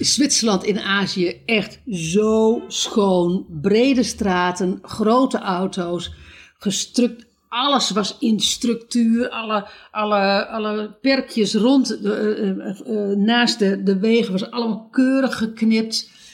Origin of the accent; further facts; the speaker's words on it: Netherlands; moved away as an adult; wij zijn allebei uit Nederland